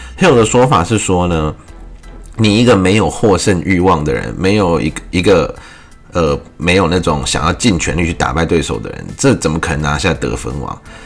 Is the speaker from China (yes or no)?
no; Taiwan; 用我们台湾话讲就是刷屏